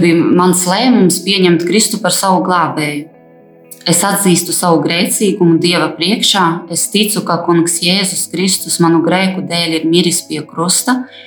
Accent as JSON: {"language": "Latvian", "town": "Aglona", "region": "Latgale", "country": "Latvia", "tie": "born or raised there", "said": "esmu dzimusi un augusi Aglonā, kristīgā ģimene"}